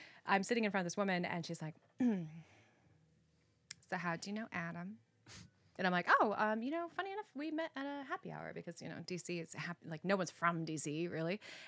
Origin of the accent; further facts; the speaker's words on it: Costa Rica; I grew up in Central America. So then there's that where you're like, okay, well, you're now too everything for, you know, to be Costa Rican.